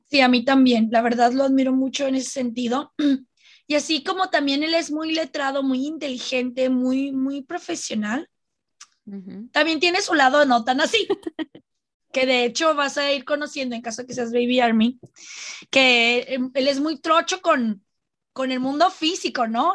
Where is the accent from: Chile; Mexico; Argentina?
Mexico; somos dos armies mexicanas feministas